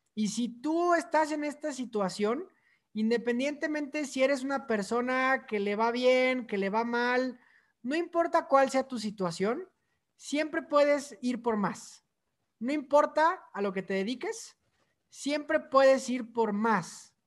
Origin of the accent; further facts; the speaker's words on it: Mexico City, Mexico; soy originario de la Ciudad de México